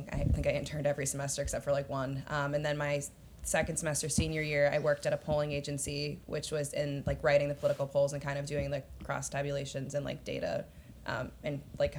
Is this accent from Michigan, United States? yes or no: no; Massachusetts, United States; also born or lived in Washington, D.C.; now in New York, United States; I'm from Massachusetts originally, so Nice. Kind of all over the place. But yeah, I just moved to New York, been there for a little bit over a year.